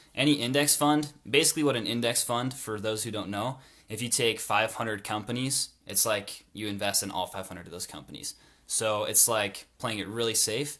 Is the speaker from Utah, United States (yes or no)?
yes; North Logan, Utah, United States; I grew up in North Logan as well went to a North Park Elementary School